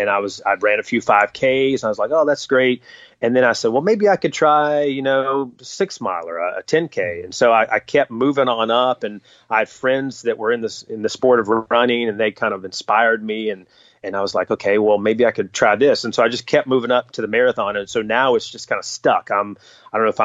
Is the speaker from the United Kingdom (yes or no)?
no; North Carolina, United States; I grew up in North Carolina